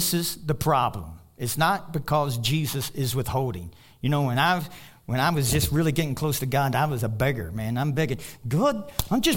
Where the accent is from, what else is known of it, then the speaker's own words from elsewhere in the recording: Kentucky, United States; now in Colorado, United States; I'm from Kentucky.